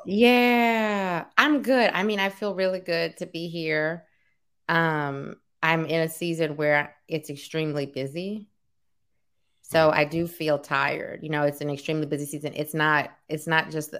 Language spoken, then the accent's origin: English; New Orleans, Louisiana, United States; now in Oakland, United States; We're from New Orleans